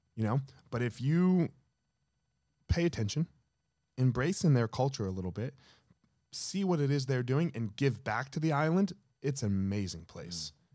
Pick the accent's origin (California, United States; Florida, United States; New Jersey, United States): New Jersey, United States; I grew up in Jersey.